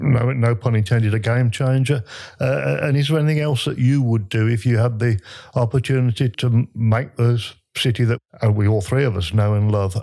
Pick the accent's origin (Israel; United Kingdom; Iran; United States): United Kingdom; Birmingham, West Midlands; I'm a Brummie. I'm not knocking Birmingham at all